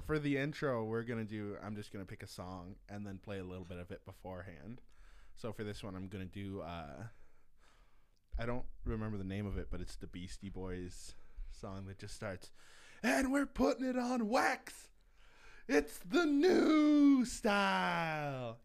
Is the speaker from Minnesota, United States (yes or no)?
yes; Mapleton, Minnesota, United States; also born or lived in Marshall, Minnesota; I grew up in Mapleton